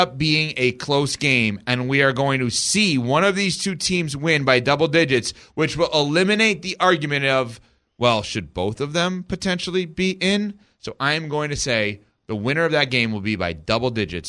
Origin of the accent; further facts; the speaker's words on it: New York, United States; From New York.